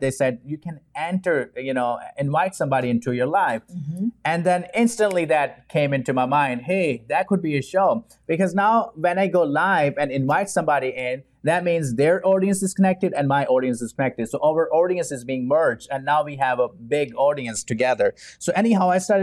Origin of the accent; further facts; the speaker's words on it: Pakistan; English is a second language; now in Houston, United States; growing up in Pakistan